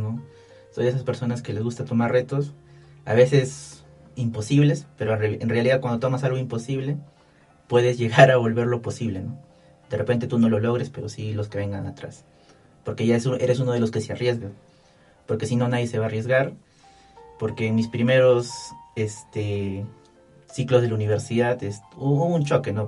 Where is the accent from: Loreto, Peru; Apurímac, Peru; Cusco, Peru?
Apurímac, Peru; Abancay; moved away; yo soy de, Abancay, ¿no? Soy de Abancay, Apurímac.